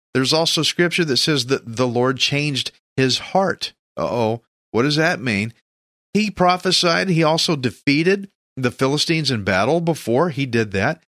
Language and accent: English; Texas, United States; I'm just a Texan dude